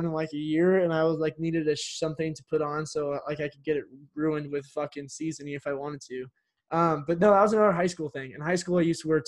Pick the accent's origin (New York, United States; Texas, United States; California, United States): California, United States; San Francisco; I'm from San Francisco